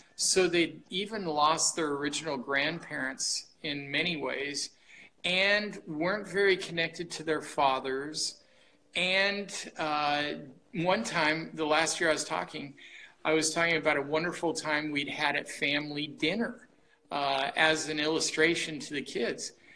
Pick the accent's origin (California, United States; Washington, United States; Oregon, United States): Oregon, United States; Portland; I grew up here in Portland, Oregon